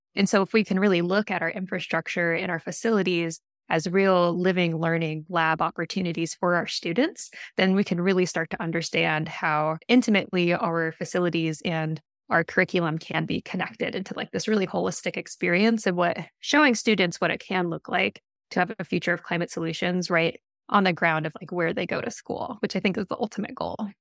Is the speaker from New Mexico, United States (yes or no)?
no; Boise, Idaho, United States; now in Portland, United States; I grew up in Boise, Idaho